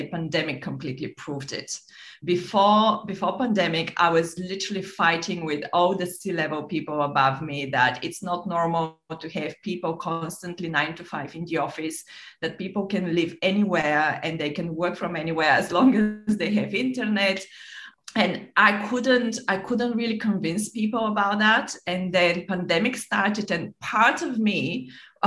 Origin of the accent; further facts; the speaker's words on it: Bulgaria; moved away as an adult; also born or lived in London / Monaco / Nice; I grew up in Bulgaria.